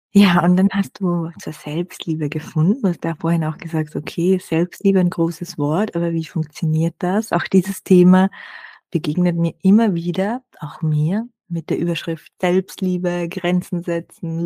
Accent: Austria; bei uns in Österreich

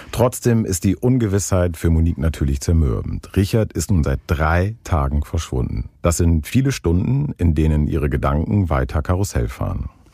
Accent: Northern Germany, Germany; Ich als Norddeutscher

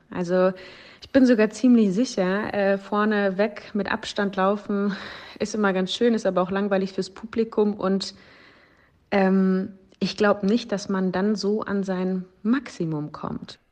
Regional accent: Dortmund, North Rhine-Westphalia, Germany; bei mir in Dortmund, sozusagen in meiner Heimat.

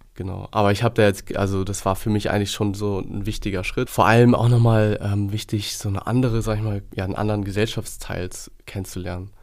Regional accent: Hamburg, Germany; bin gebürtiger Hamburger und halb Deutsch, halb Gambianer, also väterlicherseits Gambianer

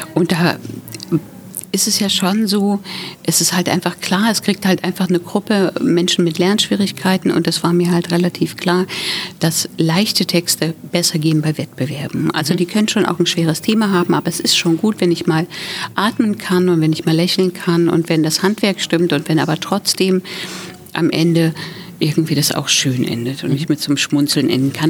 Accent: Thuringia, Germany; now in Berlin, Germany; ich komme aus Thüringen, wohne jetzt schon richtig lange in Berlin

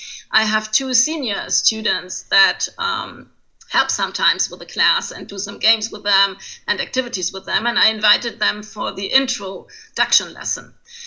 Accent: Mayen, Rhineland-Palatinate, Germany; English is a second language; moved away as an adult; also born or lived in Trier; now in Kaiserslautern, Germany; originally, I'm from Mayen, a little town near Koblenz.

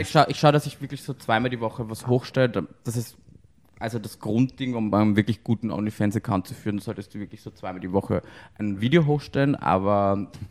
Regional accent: Austria; now in Berlin, Germany; ich bin aus Österreich

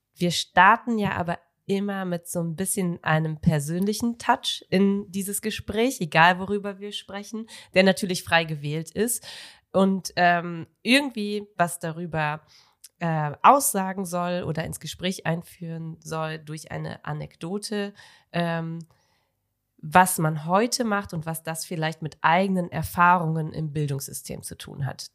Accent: North Rhine-Westphalia, Germany; ich äh, komme ja vom Niederrhein

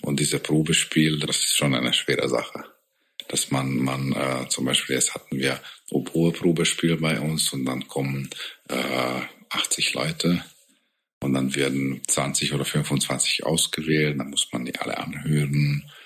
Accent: Hungary; German is a second language; moved away as an adult; now in Augsburg, Germany; bei uns halt in Ungarn

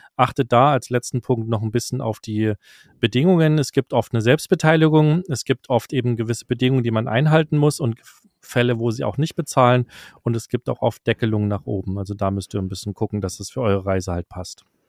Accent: Germany; für mich als Deutscher

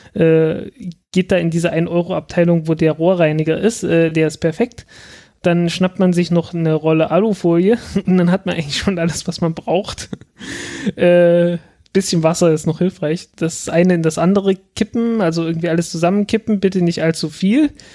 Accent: south of Saxony-Anhalt, Germany; moved away as an adult; now in Berlin, Germany; das ist auch im Süden von, von Sachsen-Anhalt so, dass so. man da durchaus Eierkuchen sagt. Also ich bin, ich bin mit Eierkuchen aufgewachsen

